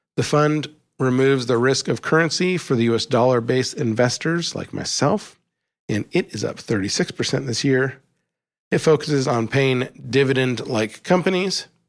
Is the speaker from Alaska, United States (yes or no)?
yes; Alaska, United States; When I was growing up in Alaska